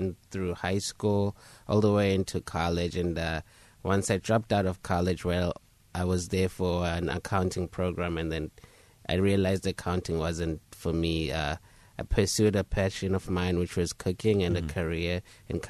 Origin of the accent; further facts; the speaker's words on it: Zimbabwe; also born or lived in South Africa; now in United States; Yes, I was born and raised in Southern Africa. I did come to America in 2009, so I was born in Zimbabwe, and I spent some of my childhood in South Africa.